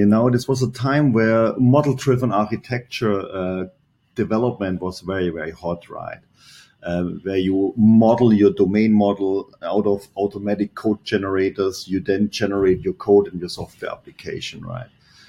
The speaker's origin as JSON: {"language": "English", "country": "Germany", "second_language": "English", "moved": "as an adult", "said": "This is always when I came from Germany. I arrived there, go over the Bay Bridge, and go to Pleasanton."}